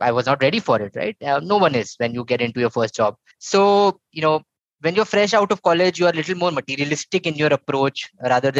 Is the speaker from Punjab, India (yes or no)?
no; Bhopal, Madhya Pradesh, India; moved away as an adult; also born or lived in Indore; now in Bangalore, India; I'm originally from Bhopal, Madhya Pradesh. Was there till my 12th, and then moved to Indore for my graduation, and then moved to Bangalore in 2006, and have been here ever since.